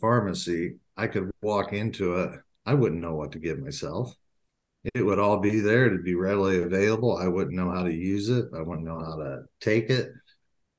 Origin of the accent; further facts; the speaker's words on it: Indiana, United States; moved away as an adult; now in Minnesota, United States; I grew up in Indiana.